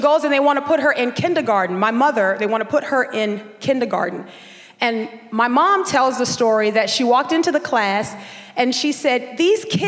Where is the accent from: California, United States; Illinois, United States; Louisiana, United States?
Louisiana, United States; New Orleans; also born or lived in Dallas, Texas; we would move back from Dallas, Texas to New Orleans, where we would grow up in Section